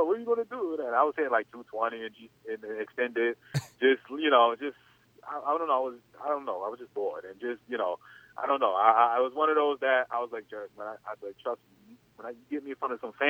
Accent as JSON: {"language": "English", "region": "New York", "country": "United States", "said": "I'm from New York"}